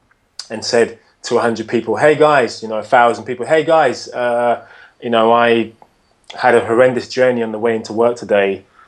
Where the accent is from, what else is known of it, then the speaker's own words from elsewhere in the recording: United Kingdom; as a British guy.